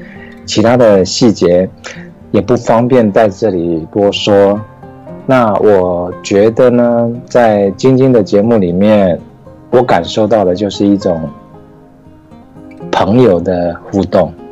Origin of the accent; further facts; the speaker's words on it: Taiwan; OK OK，大家好，我是来自台湾，然后嗯现在台湾时间是嗯一点四十分，啊、凌晨一点四十分